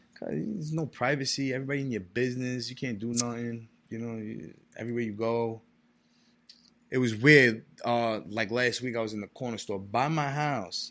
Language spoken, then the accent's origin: English; New York City, New York, United States; moved away as an adult; also born or lived in Far Rockaway / Brooklyn / New Jersey / Florida; Staten Island is really where I grew up